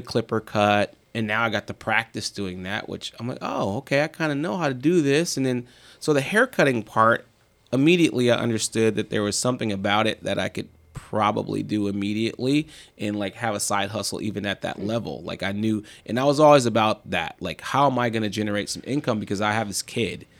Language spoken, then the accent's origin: English; Marin, California, United States; I grew up in Marin